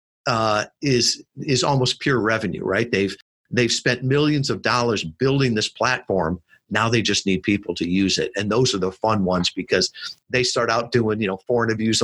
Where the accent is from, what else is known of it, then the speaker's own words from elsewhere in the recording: Midwest, United States; I was brought up in the Midwest